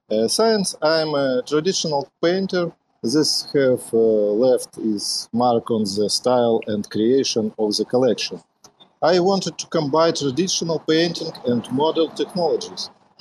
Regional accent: Ukraine; I'm artist from Ukraine.

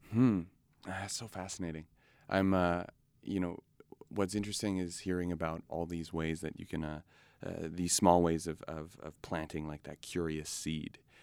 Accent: Edmonton, Alberta, Canada; growing up in Edmonton

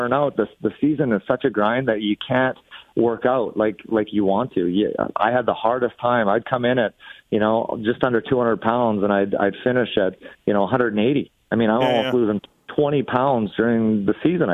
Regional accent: Edmonton, Alberta, Canada; I had Wayne Gretzky wallpaper, Wayne Gretzky bed sheets as a kid growing up in Edmonton

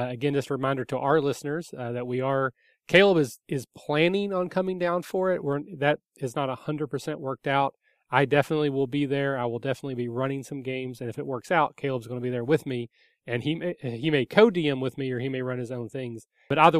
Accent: Kentucky, United States; now in Cincinnati, United States; I'm from Kentucky originally, if the accent didn't give it away.

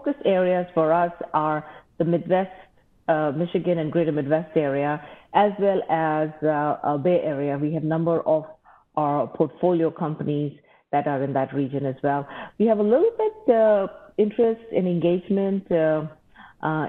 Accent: Mumbai, Maharashtra, India; moved away as an adult; now in Ann Arbor, United States; I grew up in India and went to school there

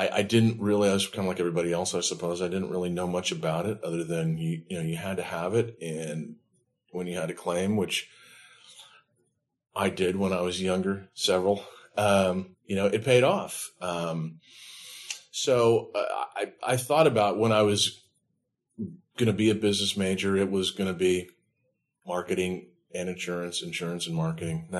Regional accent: San Mateo, California, United States; also born or lived in San Diego, California; In San Mateo, California, just kind of right in between San Francisco and Stanford University.

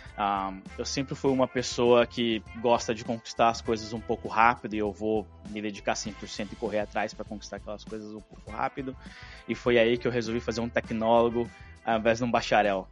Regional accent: Brazil; first language Portuguese; moved away as an adult; also born or lived in Canada; now in Ottawa, Canada; como bom brasileiro, eu demorei para aplicar para minha cidadania

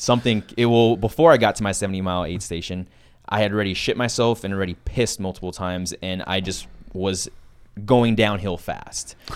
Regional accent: San Antonio, Texas, United States; growing up in San Antonio, Texas

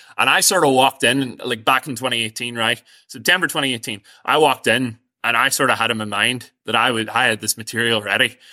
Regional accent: Strabane, Northern Ireland, United Kingdom; I'm from outside a village, uh, near Strabane, so I'm from outside Ardagarvan.

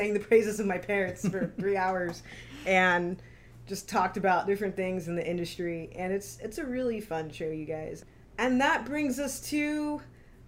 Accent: Houston, Texas, United States; now in Los Angeles, United States; I grew up in Houston

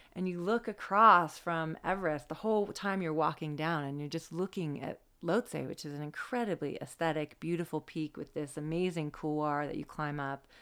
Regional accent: the Cascades, Washington, United States; I grew up in the Cascades

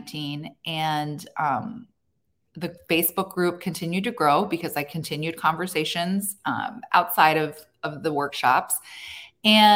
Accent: Annapolis, Maryland, United States; I built my roots in my hometown. I built a name for myself here

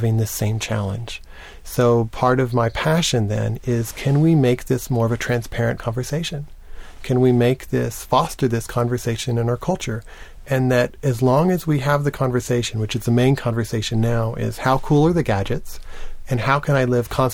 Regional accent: Lubbock, Texas, United States; I grew up in Lubbock, Texas, a small town in West Texas

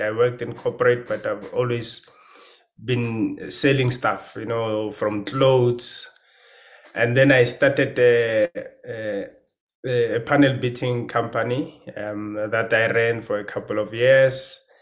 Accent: Pretoria, Gauteng, South Africa; moved away as an adult; now in Johannesburg, South Africa; I grew up in Pretoria.

